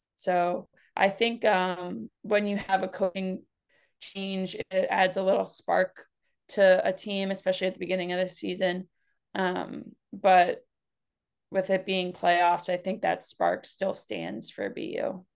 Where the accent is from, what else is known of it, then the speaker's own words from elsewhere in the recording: New Hampshire, United States; I'm also from Uni-, or from New Hampshire